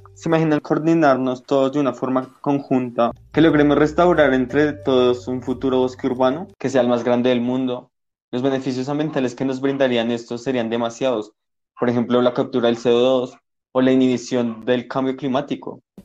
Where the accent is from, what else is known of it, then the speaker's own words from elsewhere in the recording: Bogotá, Colombia; He vivido toda mi vida en la localidad de Suba